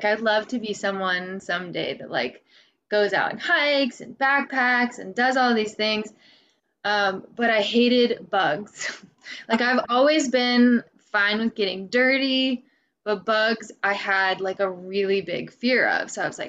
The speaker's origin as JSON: {"language": "English", "region": "Midwest", "country": "United States", "lives_now": "Vermont, United States", "said": "So I moved out to Vermont from the Midwest. And I, you know, I moved around a lot as a kid. So I've kind of experienced like the South and the Northeast"}